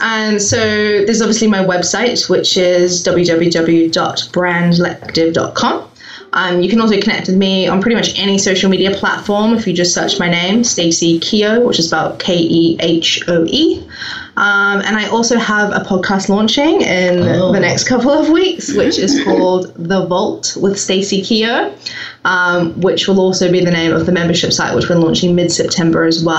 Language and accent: English; New Zealand; I'm from New Zealand. You may hear that I have a slightly strange accent. Merged now with the UK and I've got American clients and, you know, it's a bit of a mishmash.